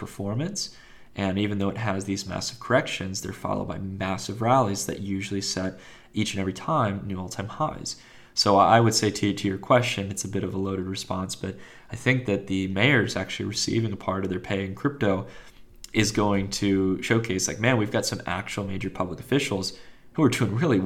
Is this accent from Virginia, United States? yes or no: yes; Virginia, United States; moved away; also born or lived in Palo Alto, California; I'm originally from Virginia, but I spent some time in the Valley